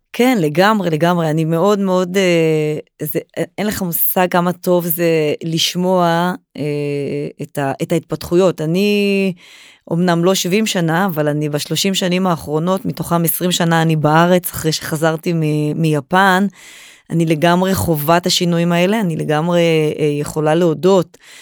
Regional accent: Israel; אנחנו כישראלים

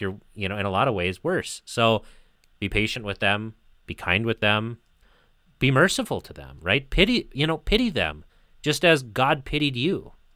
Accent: United States; where I grew up in the United States

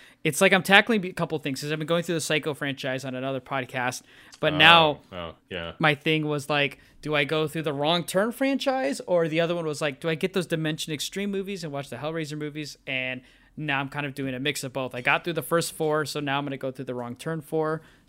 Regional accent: Northern Illinois, United States; growing up in the Northern Illinois area.

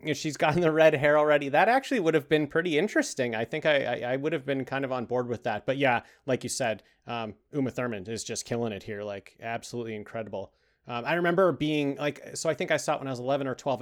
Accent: Canada; We're we're from Canada

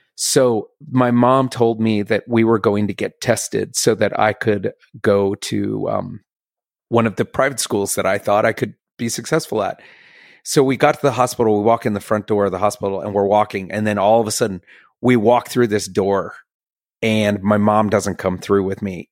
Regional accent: Bethesda, Maryland, United States; I grew up in Bethesda, Maryland, which is a nice little like, you know, I literally backs right up to DC

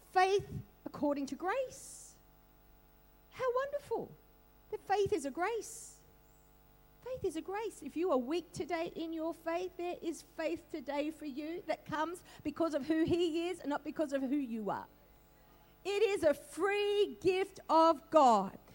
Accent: Australia; also born or lived in Northern Beaches, Sydney; I'm an Aussie, I am. I'm a proud Aussie

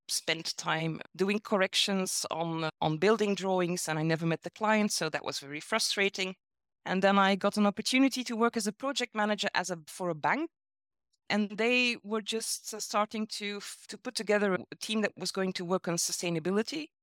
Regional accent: Belgium; now in Brussels, Belgium; I come from Belgium

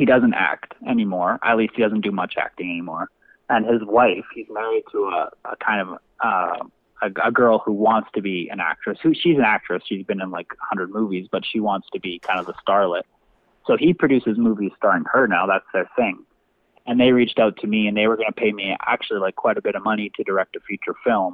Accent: Canada; as a Canadian

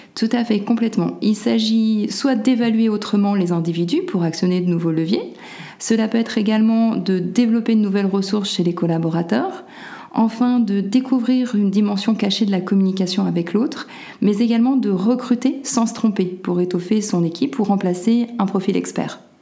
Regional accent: Lyon, Auvergne-Rhône-Alpes, France; moved away as an adult; also born or lived in Czech Republic; je suis originaire de Lyon. Ma famille est d'un côté lyonnaise et de l'autre corse.

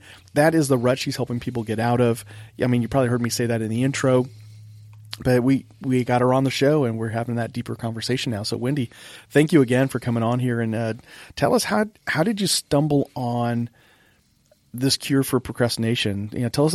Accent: Monterey, California, United States; now in Corpus Christi, United States; I'm from Monterey, California originally

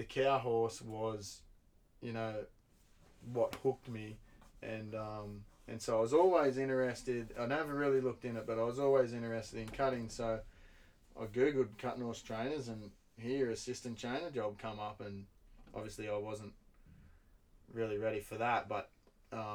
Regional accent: Belmont, Australia; also born or lived in Banff, Canada; my hometown in Belmont.

